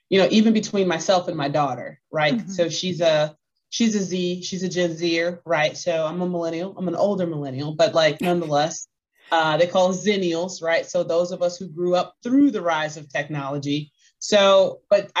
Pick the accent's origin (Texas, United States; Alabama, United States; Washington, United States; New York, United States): Texas, United States; Clarksville; also born or lived in New Boston, Texas; now in Austin, United States; So my family is originally from a town called Clarksville, Texas. Mm-hmm. But I was actually born in New Boston, Texas, because Clarksville didn't have a hospital